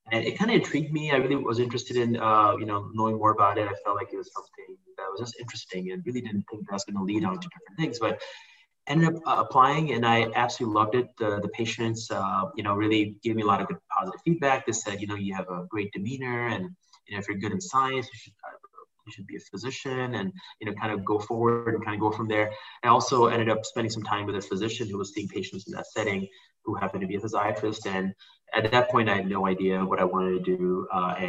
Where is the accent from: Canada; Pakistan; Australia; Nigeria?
Pakistan; moved away as an adult; also born or lived in Malaysia; now in Chicago, United States; I grew up in Pakistan. I moved when I was 18 to the U.S.